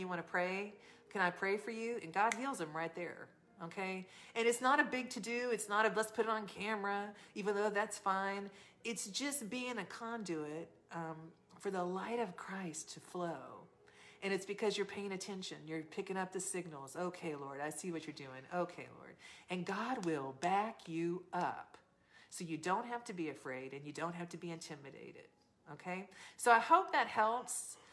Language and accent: English; the South, United States; I'm from the South.